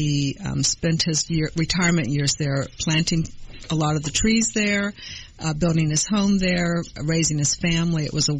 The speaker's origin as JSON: {"language": "English", "town": "Blacksburg", "region": "Virginia", "country": "United States", "tie": "born or raised there", "also_born_or_lived": "Hawaii / Ontario / Kennesaw, Georgia", "moved": "as an adult", "said": "Okay, well, I grew up in Virginia, in Southwest Virginia, in a town called Blacksburg. And Blacksburg is the home of Virginia Tech."}